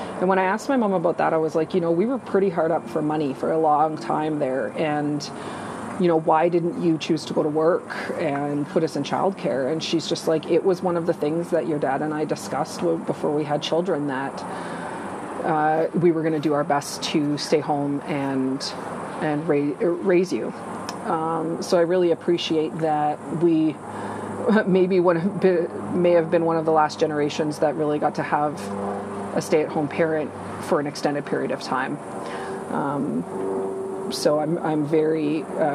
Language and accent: English; St. Albert, Alberta, Canada; During growing up in St. Albert, we continued to keep our rural roots.